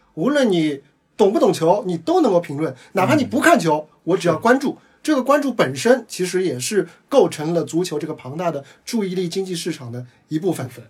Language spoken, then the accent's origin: Chinese; Shanghai, China; 我是上海人